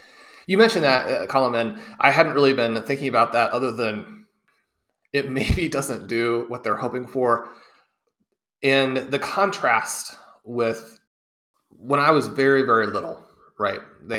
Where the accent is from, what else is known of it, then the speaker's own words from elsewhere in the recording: Kansas City, United States; growing up in Kansas City, just, you know, 45 minutes down the road from Lawrence.